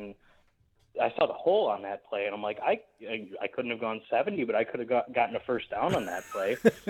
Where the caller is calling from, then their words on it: Canada; I'm calling here from Canada.